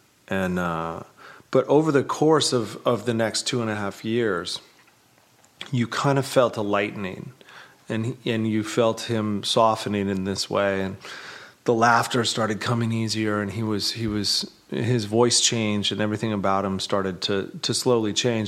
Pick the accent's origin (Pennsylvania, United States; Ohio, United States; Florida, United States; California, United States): California, United States; Lake Arrowhead; when we were kids, I'm from Lake Arrowhead and up in the mountains, and we went back to visit.